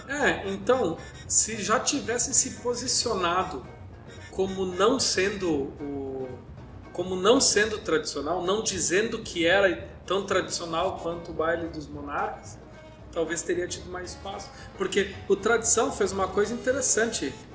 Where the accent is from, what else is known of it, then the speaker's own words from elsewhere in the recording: South Region, Brazil; a gente é do Sul, mas a gente é brasileiro